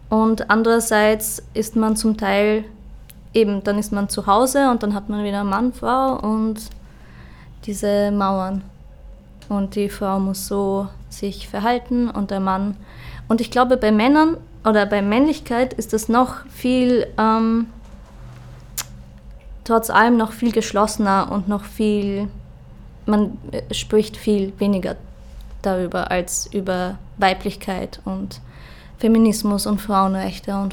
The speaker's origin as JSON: {"language": "German", "country": "Austria", "tie": "born or raised there", "said": "Also ich bin auch ähm, am Land aufgewachsen in Österreich und da, was ich so, ich habe zwei ältere Brüder"}